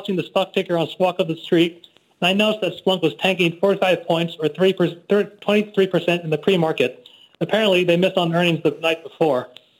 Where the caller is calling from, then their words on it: Irvine, California, United States; I'm a dermatologist from Irvine, California.